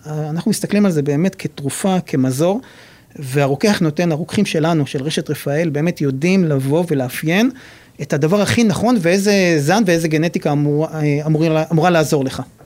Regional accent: Nahariya, Northern District, Israel; מגיע מנהריה

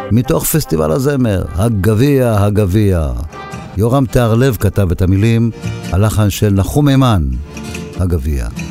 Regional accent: Haifa, Haifa District, Israel; אני באתי מחיפה

